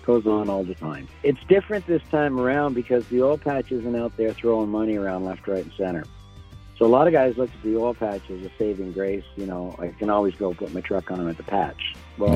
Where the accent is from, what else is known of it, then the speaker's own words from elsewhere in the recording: Sydney, Nova Scotia, Canada; now in Coaldale, Canada; I'm from Sydney, Nova Scotia, Cape Breton. I've been living in Coaldale, Alberta, which is about 2.5 hours south of Calgary.